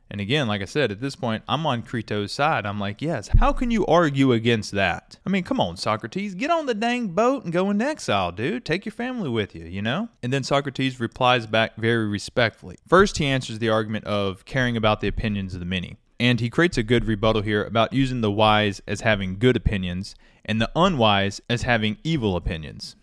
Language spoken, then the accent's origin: English; United States; as an American, I've grown up with that kind of more American attitude